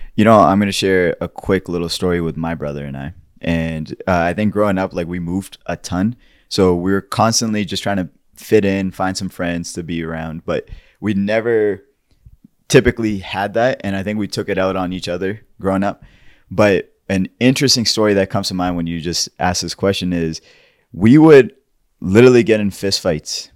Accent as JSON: {"language": "English", "country": "Pakistan", "tie": "born or raised there", "said": "somebody who's grown and born and raised in Pakistan"}